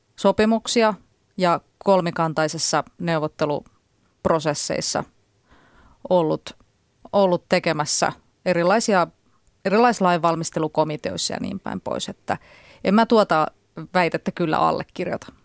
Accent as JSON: {"language": "Finnish", "area": "near Jyväskylä", "region": "Central Finland", "country": "Finland", "moved": "yes", "said": "mä oon kotoisin Keski-Suomesta ja ö, käyn siellä edelleen usein"}